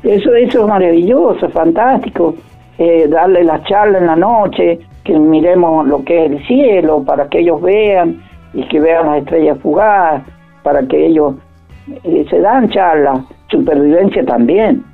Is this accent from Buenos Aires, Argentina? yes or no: no; Iglesia, San Juan, Argentina; soy iglesiano, iglesia pertenece a la, provincia de San Juan